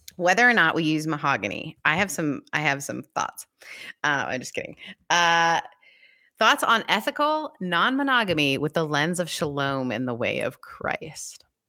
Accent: Canada; moved away; it's been legal in our country

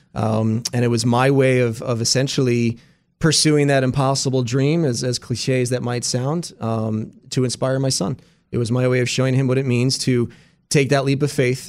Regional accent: Pennsylvania, United States; being from Pennsylvania

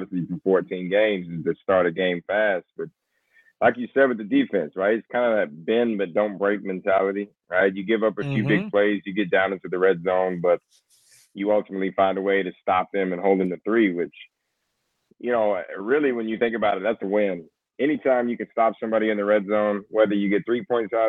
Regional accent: West Texas, United States; also born or lived in Houston, Texas; I'm from West Texas, but I lived in Houston for 5 years

